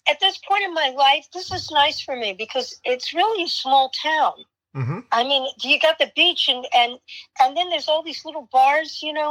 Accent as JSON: {"language": "English", "town": "Miami", "region": "Florida", "country": "United States", "tie": "born there", "said": "Um, coincidentally, I was born in Miami, Florida."}